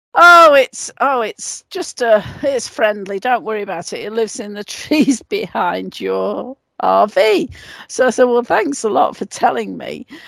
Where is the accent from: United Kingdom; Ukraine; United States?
United Kingdom; England; moved away; I was brought up in in England.